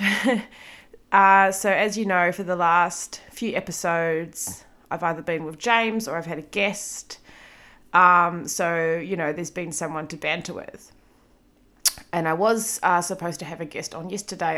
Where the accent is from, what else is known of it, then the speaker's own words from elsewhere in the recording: Auckland, New Zealand; moved away as an adult; now in Melbourne, Australia; I have lived in Melbourne for almost eight years. I'm from Auckland, New Zealand.